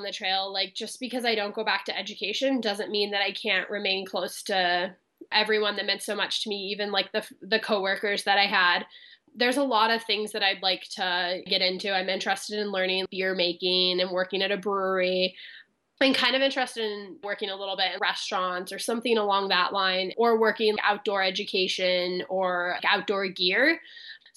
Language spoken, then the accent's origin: English; Midwest, United States; moved away as an adult; now in Los Angeles, United States; I'm originally from the Midwest